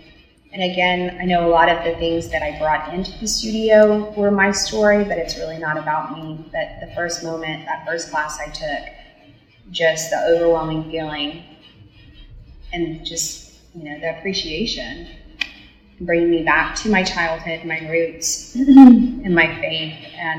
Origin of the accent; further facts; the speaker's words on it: near Sugar Land, Texas, United States; moved away; also born or lived in Stephenville, Texas; it's near my hometown.